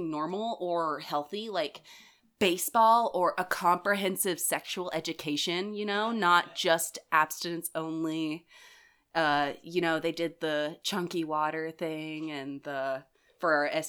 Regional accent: the South, United States; Being a Southerner myself

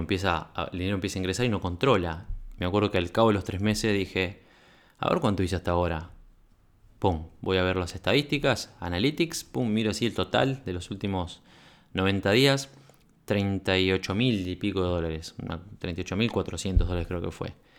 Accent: Uruguay; venía de Uruguay

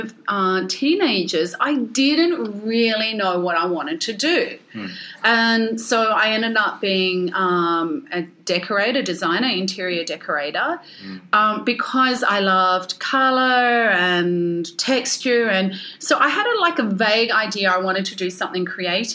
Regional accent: Ballarat, Victoria, Australia; first language English; now in Melbourne, Australia; I grew up in Ballarat

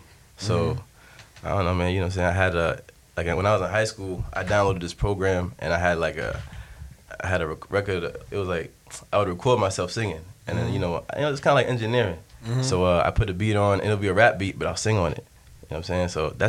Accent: Boston, Massachusetts, United States; also born or lived in Fall River / Brockton; I was born in Boston, grew up in Mattapan a little bit, but then, you know, we moved around a lot. I was in Fall River at one point, I was in Brockton.

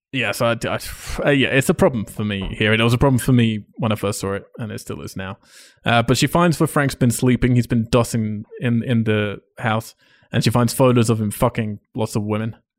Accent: England, United Kingdom; as an English person

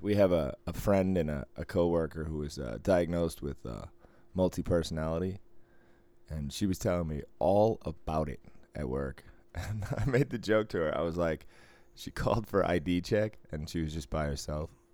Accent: Boston, Massachusetts, United States

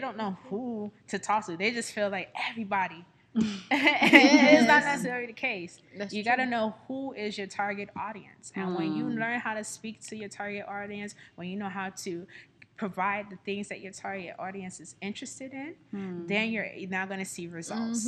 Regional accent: New York City, New York, United States; moved away as an adult; now in Houston, United States; I'm born and raised in Brooklyn

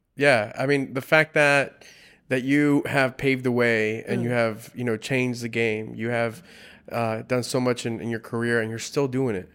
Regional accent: South Gate, California, United States; first language Spanish; English is a second language; My first language was Spanish. Mm-hmm. Uh, I grew up not too far from here, about 15 minutes uh, from here, a city called Southgate

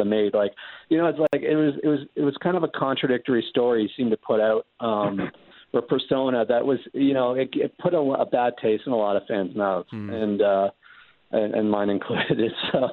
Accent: Canada; I'm from Canada

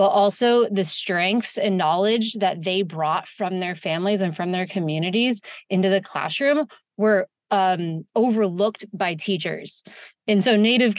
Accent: Santa Rosa, California, United States; also born or lived in San Francisco, California; I'm born and raised in Sonoma County in Santa Rosa, California, which is about an hour north of San Francisco

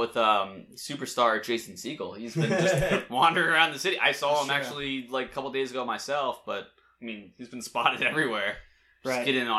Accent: Delaware, United States; moved away as an adult; now in Philadelphia, United States; I was a kid from Delaware. I moved here when I was 22

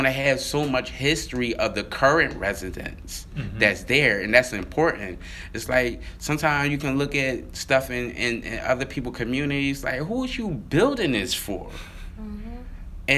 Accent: Philadelphia, Pennsylvania, United States; growing up in Mantua, we used to have bikes

